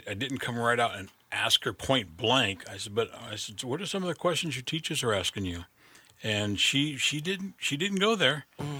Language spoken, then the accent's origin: English; Denver, Colorado, United States; moved away; I'm from Denver originally